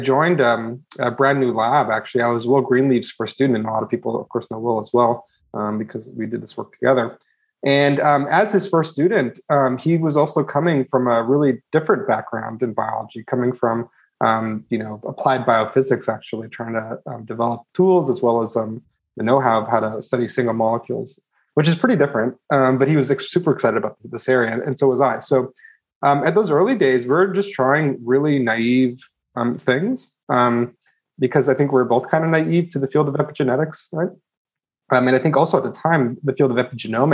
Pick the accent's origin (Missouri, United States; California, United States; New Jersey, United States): California, United States; California Bay Area, United States; I grew up actually in the California Bay Area. It's called Silicon Valley